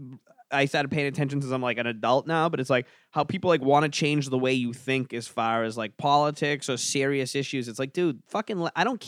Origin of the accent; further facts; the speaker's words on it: Massachusetts, United States; accent: Massachusetts; people in Massachusetts who talk like me